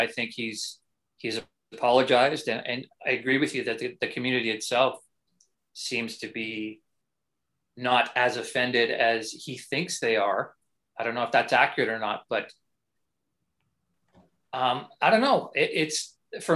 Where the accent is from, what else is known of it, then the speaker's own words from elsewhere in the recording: Canada; as a Canadian